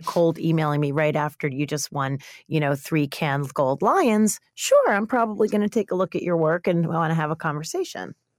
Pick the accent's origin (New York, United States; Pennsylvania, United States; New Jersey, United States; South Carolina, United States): New York, United States; I'm a New Yorker